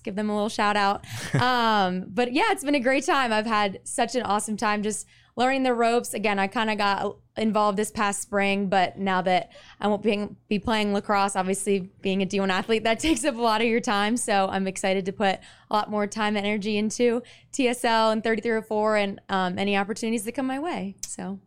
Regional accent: Charlotte, North Carolina, United States; moved away as an adult; now in Blacksburg, United States; I'm originally from North Carolina

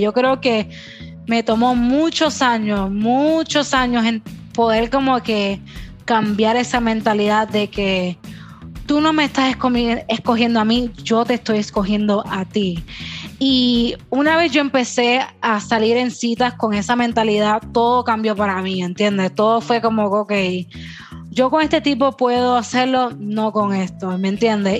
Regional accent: Puerto Rico; first language Spanish; Yo soy bien boricua

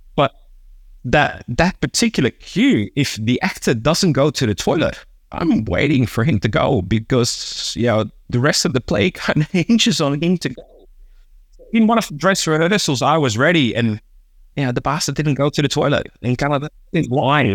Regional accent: Hilversum, North Holland, Netherlands; moved away; also born or lived in Amsterdam; I grew up, uh, Amsterdam and, and kinda one of the, the, the, the suburban towns of Amsterdam, a place called, uh, Hilversum

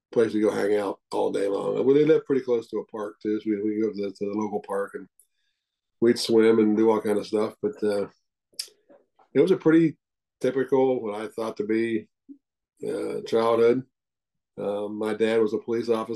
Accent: Cincinnati, Ohio, United States; I was born in Cincinnati. Born and raised

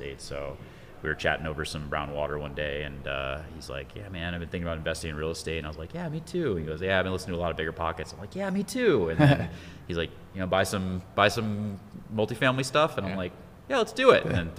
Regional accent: New York, United States; I grew up in New York and been moving around a lot.

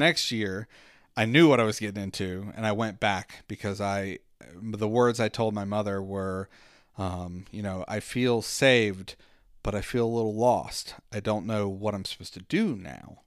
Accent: Southwestern Virginia, United States; I grew up in Southwestern Virginia

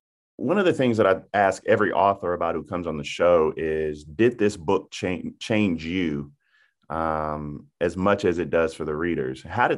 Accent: Denmark, South Carolina, United States; It reminds me of my hometown of Denmark, South Carolina, where we got three stoplights and a blinking light.

